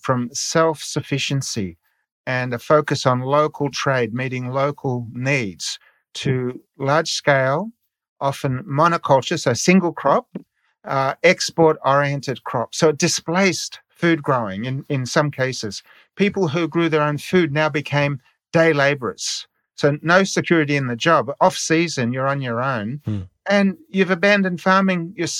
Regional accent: Australia; moved away as an adult; also born or lived in Niger; In my childhood, growing up in Australia

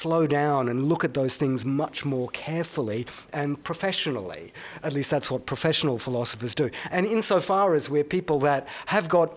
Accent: Brisbane, Queensland, Australia; I grew up in Brisbane

